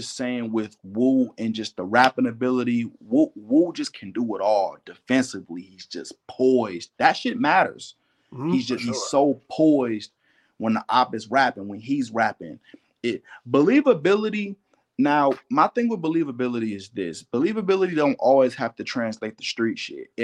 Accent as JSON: {"language": "English", "region": "Ohio", "country": "United States", "said": "I'm from Ohio"}